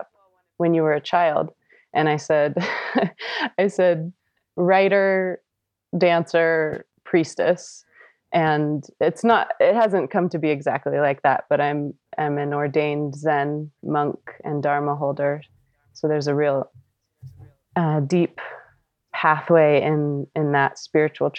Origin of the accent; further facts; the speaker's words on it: Southern California, United States; I grew up in Southern California